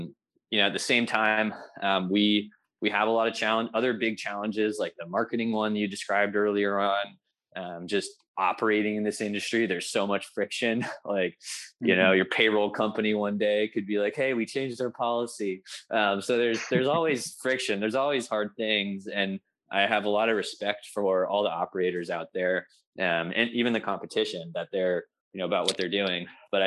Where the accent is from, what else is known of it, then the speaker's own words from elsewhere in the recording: Virginia, United States; also born or lived in Humboldt County, California; now in California, United States; I'm from Virginia originally.